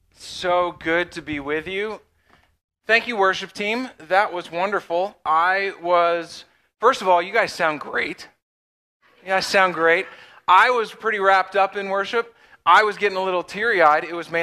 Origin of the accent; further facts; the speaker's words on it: Pennsylvania, United States; But we are from Western PA. Megan was born and raised in Oil City, just down the road. And I am a little bit from all over, but Western PA is home.